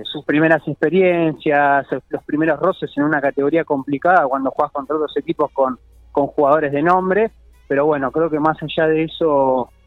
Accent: La Plata, Buenos Aires Province, Argentina; exactamente, oriundo de La Plata.

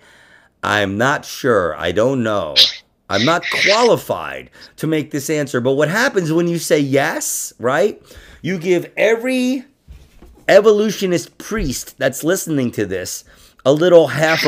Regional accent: New York City, New York, United States; I was in Queens, dude. Fucking 10th Street

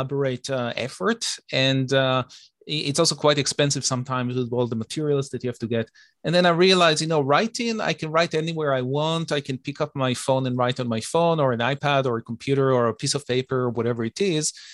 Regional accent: Israel; moved away as an adult; also born or lived in United States; now in Toronto, Canada; I'm originally from Israel. I was born and raised over there.

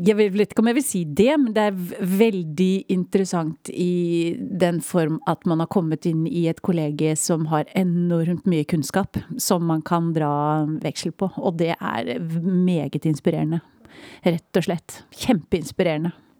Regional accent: Ramnes, Vestfold, Norway; Når jeg vokste opp, et veldig lite sted som heter Ramnes. En lita bygd eh, inn i landet for Tønsberg.

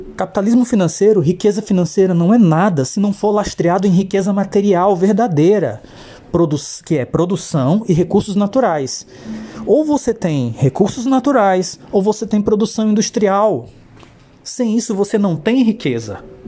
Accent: Brazil; Nós, brasileiros

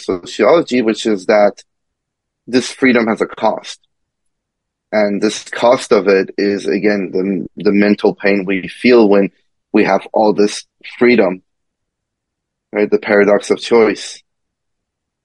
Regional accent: Kentucky, United States; also born or lived in Iran; I grew up in the South, and again, I grew up as an immigrant.

